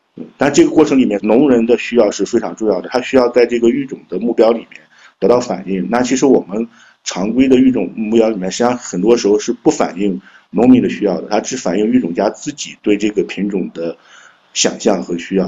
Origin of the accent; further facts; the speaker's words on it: Shandong, China; moved away; also born or lived in Jiangsu-Zhejiang-Shanghai area; 我老家是山东，但我现在工作，主要的工作地点在江浙沪